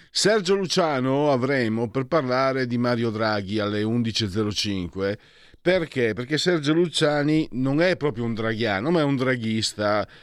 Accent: Friuli-Venezia Giulia, Italy; Io vengo dal Friuli

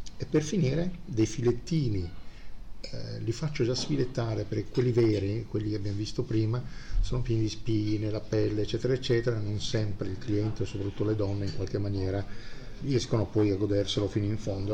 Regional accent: Bari, Apulia, Italy; also born or lived in Sicily (father's origin); now in Milan, Italy; sono un terrone milanesizzato e nel mio sangue, beh io sono nato a Bari, però mio padre è siciliano

